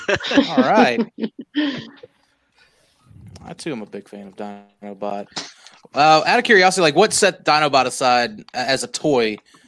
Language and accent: English; United States; I'm American